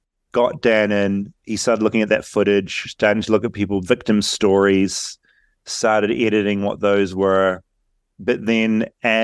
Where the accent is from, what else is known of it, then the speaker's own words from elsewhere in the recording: New Zealand; I'm from New Zealand.